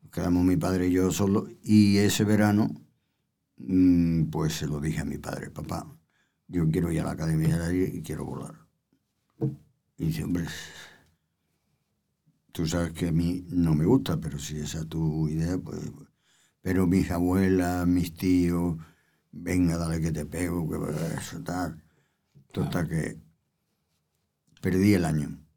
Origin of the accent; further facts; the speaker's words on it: Andalusia, Spain; bueno, que no se me nota mucho, no se me nota que soy andaluz. Que lo soy.